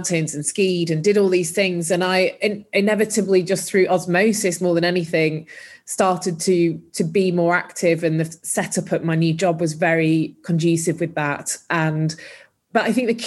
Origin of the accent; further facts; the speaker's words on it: Huddersfield, Yorkshire and the Humber, United Kingdom; moved away as an adult; also born or lived in London; I grew up in Huddersfield in Yorkshire